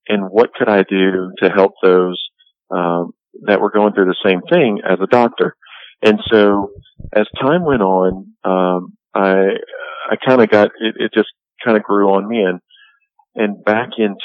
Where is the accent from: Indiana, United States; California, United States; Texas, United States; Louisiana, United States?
Louisiana, United States; Born and raised in Louisiana, so I went to LSU, just like any old good Louisiana boy would.